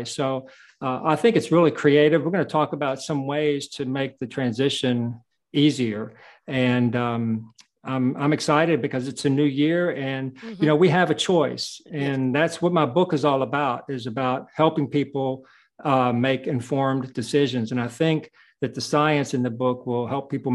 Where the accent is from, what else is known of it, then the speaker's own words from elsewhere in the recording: United States; I was born in the United States